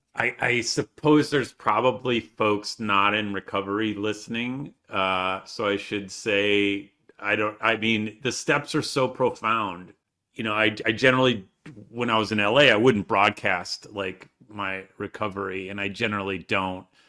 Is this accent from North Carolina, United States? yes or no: no; Michigan, United States; I grew up in Michigan